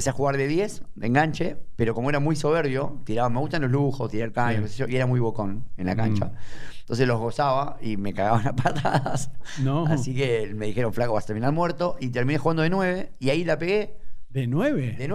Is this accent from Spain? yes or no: no; Banfield, Buenos Aires Province, Argentina; also born or lived in Adrogué / Belgrano, Buenos Aires; now in Buenos Aires, Argentina; nací en Adrogué y a los dos días de nacido me fui a ir a Banfield.